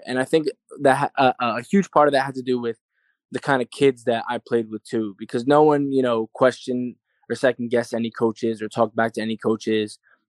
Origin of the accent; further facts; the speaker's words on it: Clark, New Jersey, United States; also born or lived in Union, New Jersey; born in Union, New Jersey. I lived there for a little while, probably about like 4 or 5 years. And then after that, I moved to Clark, New Jersey, which is also in Union County, New Jersey. And then I grew up there for solid like 14 or 15 years of my life.